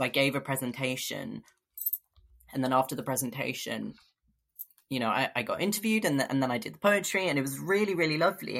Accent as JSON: {"language": "English", "region": "London", "country": "United Kingdom", "tie": "born or raised there", "moved": "as an adult", "lives_now": "Bristol, United Kingdom", "said": "I grew up in London"}